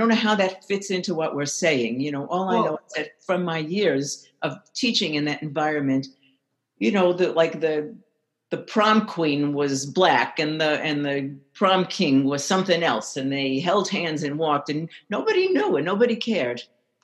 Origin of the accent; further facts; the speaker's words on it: Brooklyn, New York, United States; I was raised in Brooklyn, and I've lived in many places, lived among all kinds of people